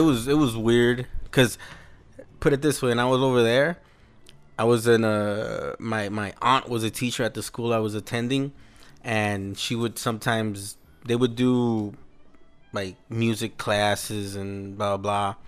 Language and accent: English; Los Angeles, California, United States; also born or lived in El Salvador (parents' origin); that's where we pretty much grew up